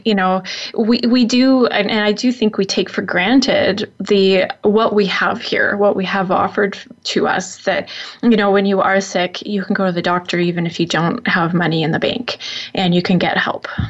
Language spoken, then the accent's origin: English; Saskatchewan, Canada; I'm I'm from Saskatchewan, which is where this originated. So I I I well, I grew up mostly in Saskatchewan